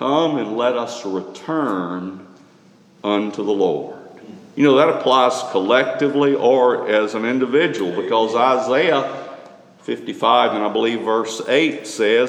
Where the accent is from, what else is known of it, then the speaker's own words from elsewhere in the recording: Tuscaloosa, Alabama, United States; Growing up in Tuscaloosa